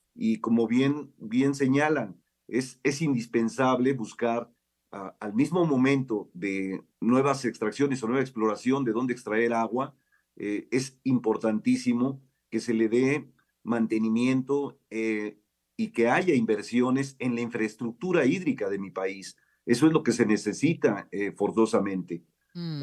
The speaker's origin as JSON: {"language": "Spanish", "country": "Mexico"}